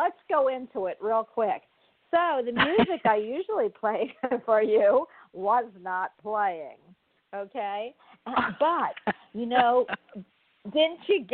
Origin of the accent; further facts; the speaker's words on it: Florida, United States; I'm from Florida, and I am in Florida at the time